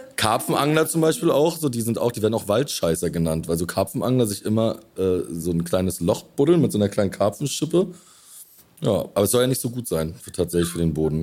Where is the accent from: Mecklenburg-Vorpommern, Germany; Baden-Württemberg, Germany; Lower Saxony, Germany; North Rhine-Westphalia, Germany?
Mecklenburg-Vorpommern, Germany; Rostock; moved away; also born or lived in Berlin; meine Heimatstadt Rostock ist ja auch entstanden aus einem Fischerdorf